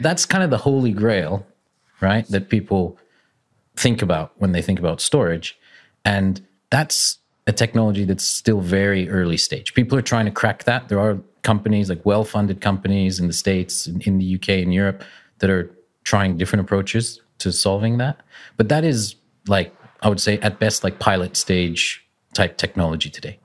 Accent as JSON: {"language": "English", "town": "Calgary", "region": "Alberta", "country": "Canada", "said": "I'm, I'm Canadian. Uh, I'm from Calgary, which is in Western Canada on the Rockies"}